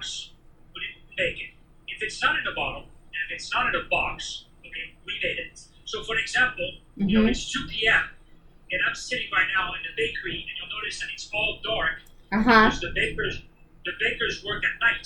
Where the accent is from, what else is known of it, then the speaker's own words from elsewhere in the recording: Paris, Île-de-France, France; moved away as an adult; now in California, United States; I grew up in Paris. Born and raised in Paris